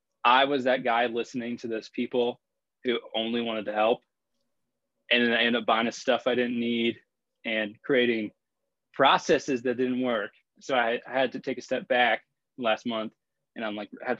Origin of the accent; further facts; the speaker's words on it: Richmond, Virginia, United States; I'm from Richmond, Virginia.